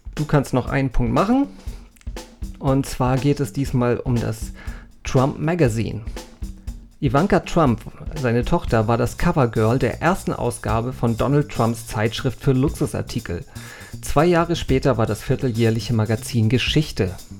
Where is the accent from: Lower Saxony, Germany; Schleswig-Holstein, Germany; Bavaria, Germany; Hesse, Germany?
Schleswig-Holstein, Germany; North Frisia; moved away; Ich bin ja irgendwie in Nordfriesland aufgewachsen